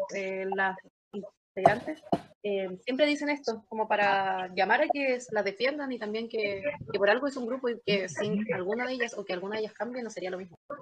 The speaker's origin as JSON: {"language": "Spanish", "town": "Concepción", "region": "Biobío", "country": "Chile", "said": "tengo 20 años, estudio Derecho, soy de Concepción y soy la cabecilla del CC"}